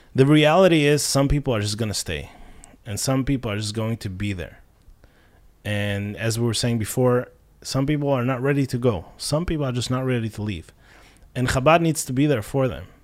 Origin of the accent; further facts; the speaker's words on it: Kharkiv, Kharkiv Oblast, Ukraine; moved away as an adult; also born or lived in New York; now in Israel; I grew up in Kharkov all my life